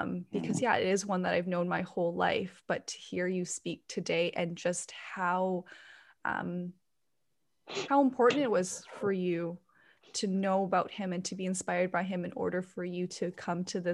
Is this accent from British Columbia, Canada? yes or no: yes; Port Coquitlam, British Columbia, Canada; I grew up in Port Coquitlam